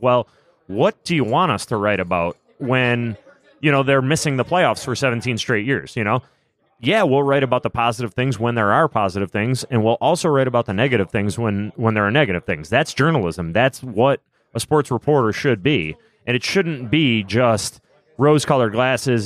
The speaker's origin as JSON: {"language": "English", "town": "Buffalo", "region": "New York", "country": "United States", "tie": "born or raised there", "said": "I grew up in Buffalo"}